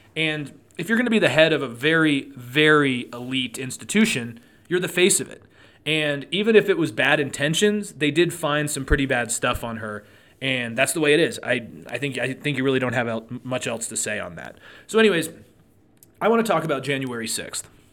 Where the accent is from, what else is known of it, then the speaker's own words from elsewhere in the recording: Truckee, California, United States; now in Reno, United States; growing up in Truckee, I always loved the snow.